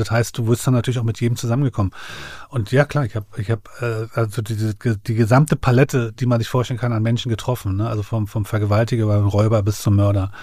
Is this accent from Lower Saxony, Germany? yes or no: no; Berlin, Germany; ich bin ja aufgewachsen in dem Viertel, ich äh, bin gegenüber von dem Milke-Komplex aufgewachsen, mhm. Magdalenenstraße